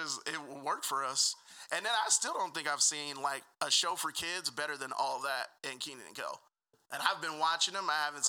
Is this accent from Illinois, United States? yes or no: no; Atlanta, Georgia, United States; I'm from Atlanta.